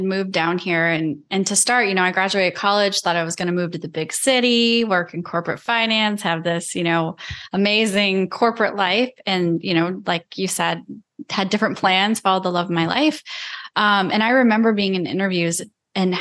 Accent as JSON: {"language": "English", "region": "Iowa", "country": "United States", "tie": "born or raised there", "moved": "yes", "said": "I grew up in Iowa"}